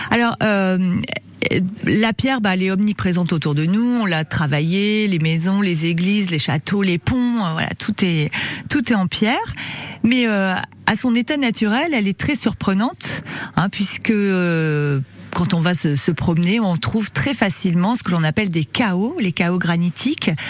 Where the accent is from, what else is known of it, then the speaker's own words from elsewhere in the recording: Creuse, Nouvelle-Aquitaine, France; surtout chez nous en Creuse.